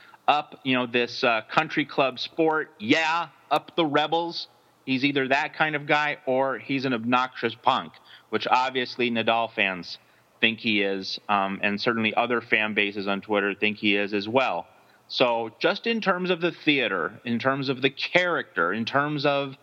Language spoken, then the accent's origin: English; United States; as an American